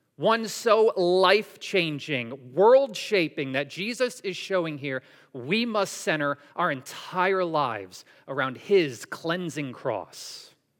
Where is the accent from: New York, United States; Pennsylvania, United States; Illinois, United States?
New York, United States; Syracuse; I grew up in Syracuse, New York